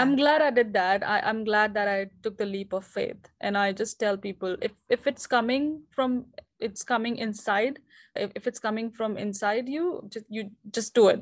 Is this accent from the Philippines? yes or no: no; India; moved away as an adult; now in New Zealand; I'm currently based in New Zealand, but I'm originally from India.